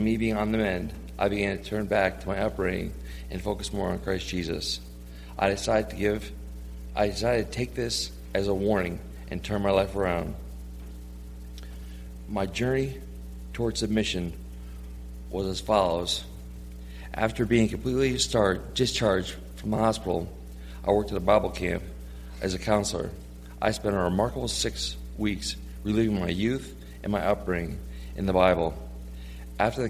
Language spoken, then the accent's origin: English; New York, United States; moved away as an adult; me being from New York